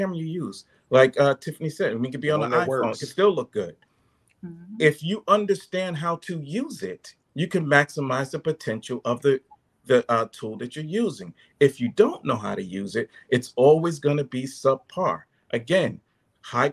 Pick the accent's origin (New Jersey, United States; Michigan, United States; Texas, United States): New Jersey, United States; I'm from Jersey